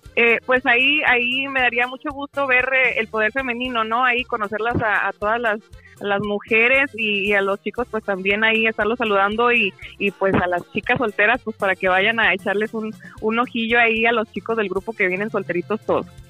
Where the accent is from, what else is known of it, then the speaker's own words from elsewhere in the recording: Durango, Mexico; also born or lived in Los Angeles, California, United States; nací en Los Ángeles, California, en Los Ángeles, California, perdón, y crecí en Durango, México.